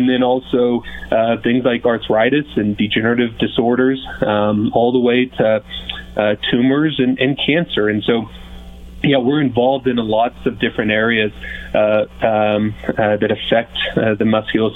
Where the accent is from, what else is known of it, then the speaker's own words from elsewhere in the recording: Kansas, United States; moved away as an adult; now in Montrose, United States; I was born and raised in Kansas, just small town Kansas, kind of the central portion of the state.